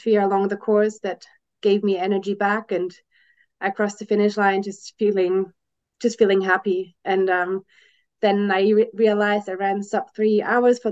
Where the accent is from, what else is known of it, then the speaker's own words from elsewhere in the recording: Germany; moved away as an adult; now in Switzerland; I was born and raised in Germany and I'm now living in Switzerland because my husband works here